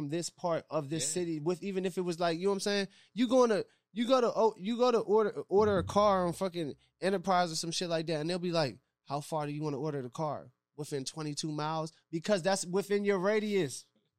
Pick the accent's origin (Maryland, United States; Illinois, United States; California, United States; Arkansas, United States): Maryland, United States; I mean, I grew up in Maryland. I feel like my lifestyle in Maryland was still, like, D.C. type lifestyle because I had a lot of family that lived in D.C.